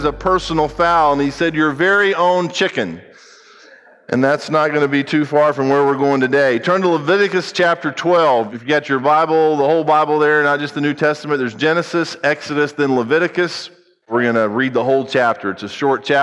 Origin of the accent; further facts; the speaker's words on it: United States; I happen to be an American